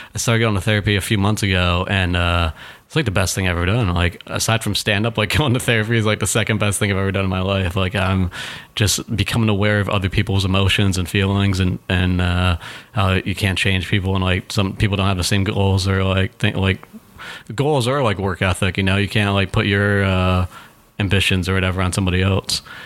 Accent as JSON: {"language": "English", "town": "Chicopee", "region": "Massachusetts", "country": "United States", "tie": "born or raised there", "also_born_or_lived": "Springfield, Massachusetts", "moved": "yes", "lives_now": "New York, United States", "said": "we grew up in Chicopee, Massachusetts, um, like an hour and a half away from Boston"}